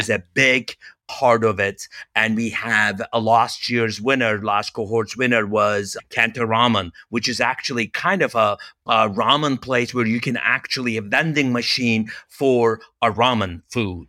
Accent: Turkey; moved away as an adult; also born or lived in Los Angeles, United States; now in United States; I'm originally from Turkey

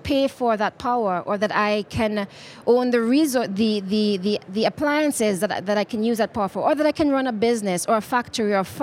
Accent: Nairobi, Kenya; I'm coming from Kenya, from Nairobi, Kenya, where we've got lots of geothermal

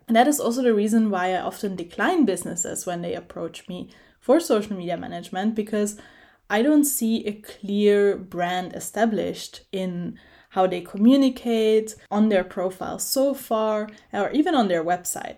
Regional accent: Italy; moved away; I did an internship in a software company in my hometown in Italy

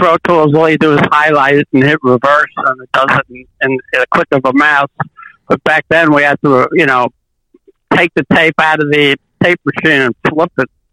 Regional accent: New York City, New York, United States; I was doubly nervous because it was my hometown

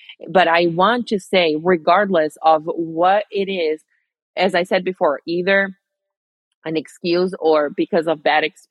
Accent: Rio de Janeiro, Brazil; moved away; my hometown in Rio, Brazil

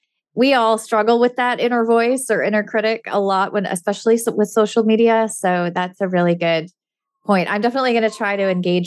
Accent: Canada; I'm Canadian

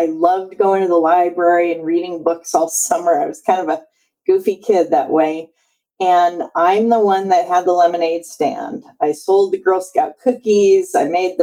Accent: Seattle, Washington, United States; moved away as an adult; also born or lived in Boston; I grew up in Seattle

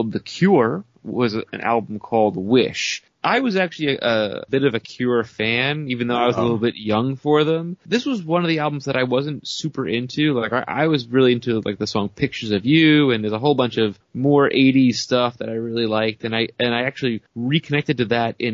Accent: New York, United States; I grew up in New York

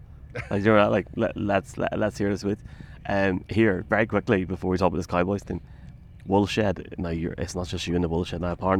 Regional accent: Dungannon, Northern Ireland, United Kingdom; my hometown as well, Dungannon.

